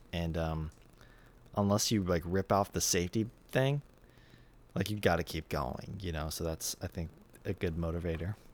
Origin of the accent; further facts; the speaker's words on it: United States; I'm American